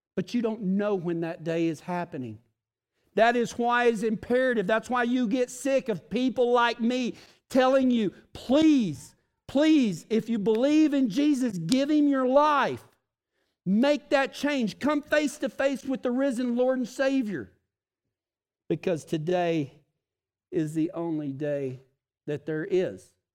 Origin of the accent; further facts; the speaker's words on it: West Texas, United States; I'm from West Texas